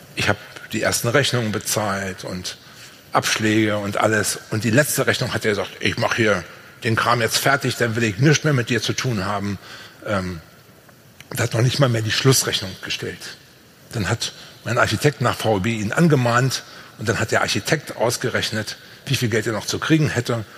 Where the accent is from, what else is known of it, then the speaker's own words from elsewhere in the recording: Brandenburg, Germany; Bei uns in Brandenburg